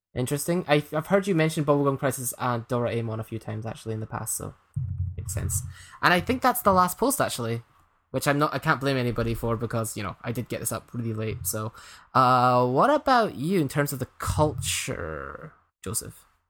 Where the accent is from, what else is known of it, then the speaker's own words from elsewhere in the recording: east of Scotland, United Kingdom; my hometown's a small place in east of Scotland